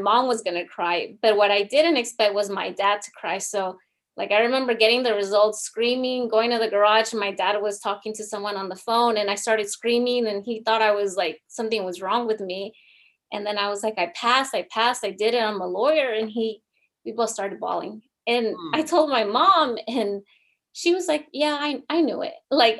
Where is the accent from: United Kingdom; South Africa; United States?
United States; first language Spanish; English is a second language; My parents are from Mexico, but I obviously was born here in the United States. I'm a second language learner. My parents only speak Spanish